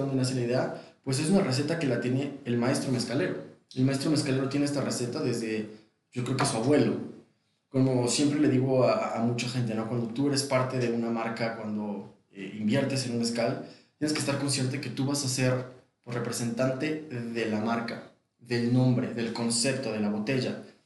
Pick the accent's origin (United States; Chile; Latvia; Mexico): Mexico; also born or lived in London; como mexicano